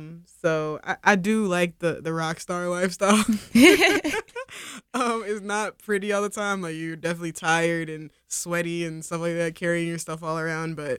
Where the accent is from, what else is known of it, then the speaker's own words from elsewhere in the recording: Philadelphia, Pennsylvania, United States; I grew up here, I'm from North Philly.